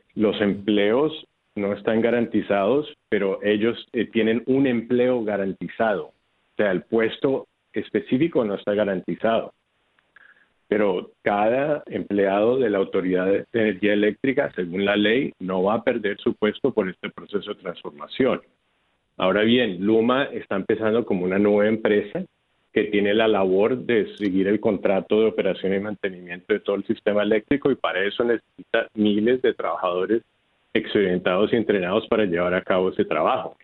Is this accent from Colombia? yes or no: yes; Bogotá, Colombia; also born or lived in Houston, United States; now in San Juan, Puerto Rico; originalmente soy de Colombia, de Bogotá